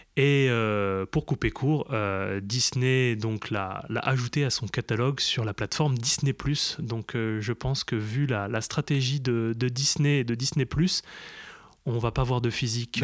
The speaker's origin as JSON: {"language": "French", "region": "eastern France", "country": "France", "said": "on vient de l'Est de la France"}